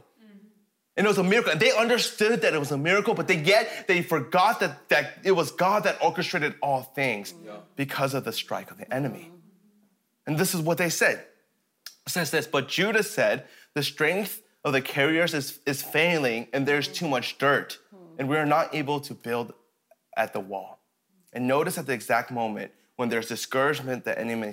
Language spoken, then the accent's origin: English; Colorado, United States; now in Canada; I was born and raised in Colorado